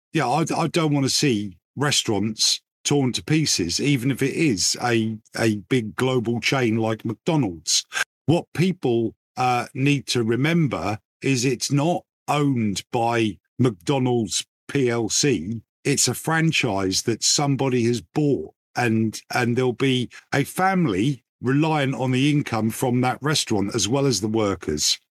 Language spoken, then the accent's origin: English; England, United Kingdom; as an Englishman